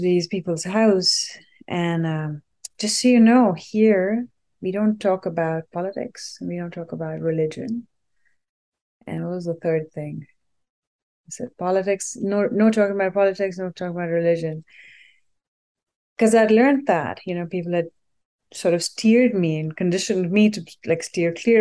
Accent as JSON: {"language": "English", "country": "India", "tie": "born or raised there", "also_born_or_lived": "Delhi, India / Boston, United States", "moved": "yes", "lives_now": "United States", "said": "I grew up in the mountains in India, and then we lived in Delhi for a while"}